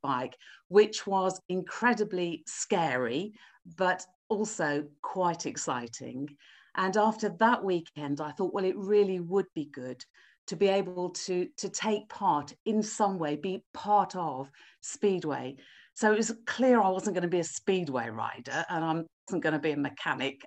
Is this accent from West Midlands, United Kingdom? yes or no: yes; Wolverhampton, West Midlands, United Kingdom; now in Cambridge, United Kingdom; I was born in Wolverhampton. I live in Cambridge now, but I was born in Wolverhampton. Uh, so growing up in the Midlands, going to school